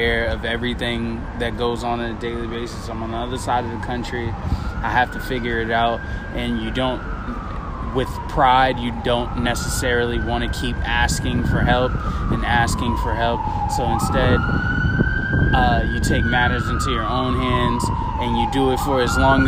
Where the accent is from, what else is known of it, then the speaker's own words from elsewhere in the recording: Boston, Massachusetts, United States; moved away as an adult; also born or lived in Las Vegas, Nevada; I'm originally from Boston